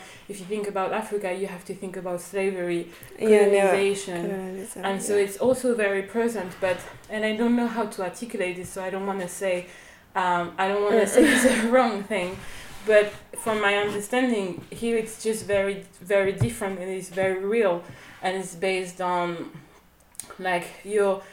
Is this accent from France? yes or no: yes; France; moved away as an adult; also born or lived in Togo (family ancestry) / Athens, Greece; now in Lesbos, Greece; I was born in France